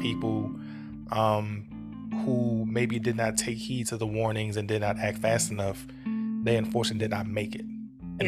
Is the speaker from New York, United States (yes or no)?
no; New Orleans, Louisiana, United States; we grew up in New Orleans.